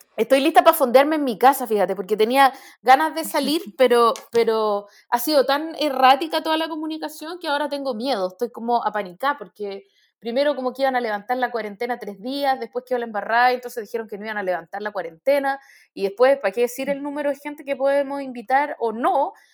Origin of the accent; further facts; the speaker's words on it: Chile; nuestra identidad como chilenos